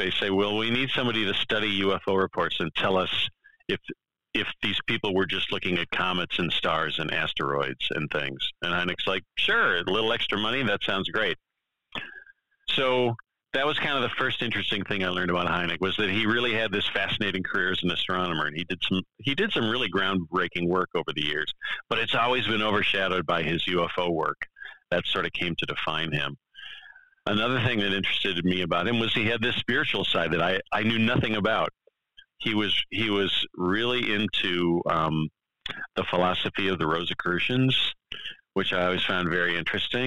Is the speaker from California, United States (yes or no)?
no; Wisconsin, United States; the Yerkes Observatory in my home state of Wisconsin. And I used to live about 20 minutes from the Yerkes Observatory